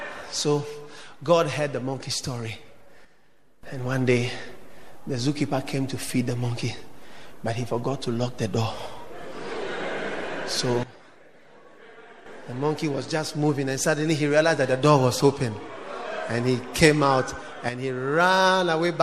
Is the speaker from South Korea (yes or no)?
no; Ghana; So I knew you from Ghana. So I'm also a Ghanaian.